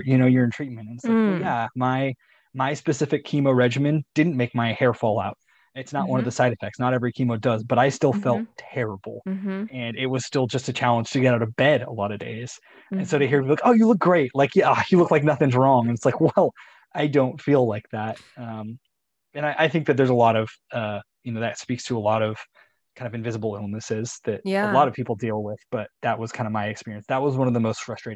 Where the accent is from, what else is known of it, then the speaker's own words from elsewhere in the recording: Chico, California, United States; moved away as an adult; two of my best friends from growing up also lived at home at the time, lived, you know, in my hometown of Chico